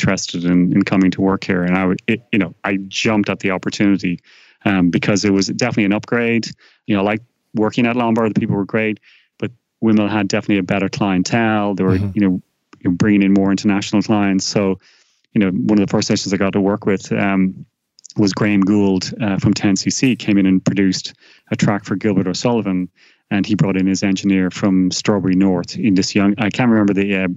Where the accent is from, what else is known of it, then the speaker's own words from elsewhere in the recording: Ireland; moved away as an adult; also born or lived in Dublin / New York; being Irish in England